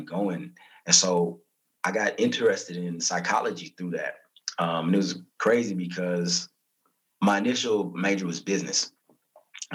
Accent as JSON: {"language": "English", "region": "Southern California", "country": "United States", "tie": "born or raised there", "also_born_or_lived": "Lynwood, California / Corona, California / New Orleans, Louisiana", "said": "I'm from California, born and raised in SoCal. I was living in LA, the Linwood area, then moved out to Corona"}